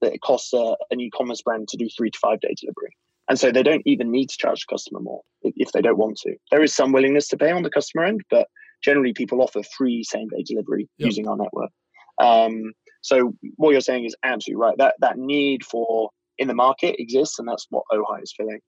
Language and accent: English; United Kingdom; I'm British